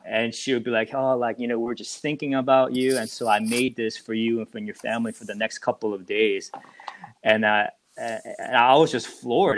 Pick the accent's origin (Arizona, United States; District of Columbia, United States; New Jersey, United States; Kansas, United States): New Jersey, United States; I'm actually from New Jersey